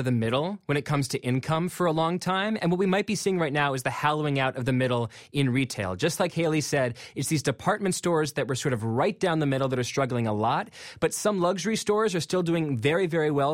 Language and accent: English; McLean, Virginia, United States; I'm from McLean, Virginia, and there's this uh, mall called Tyson's Corner, which when I was a kid was this sort of smallish mall that we sometimes went to for movies